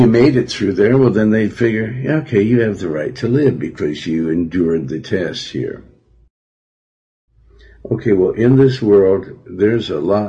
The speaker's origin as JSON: {"language": "English", "town": "Billings", "region": "Montana", "country": "United States", "said": "I'm from Montana"}